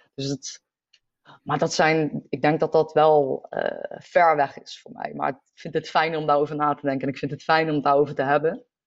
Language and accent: Dutch; North Brabant, Netherlands; also born or lived in The Hague; ik ben verhuisd van Den Haag naar eh, Brabant. En ehm, dat was voor mij een hele nieuwe omgeving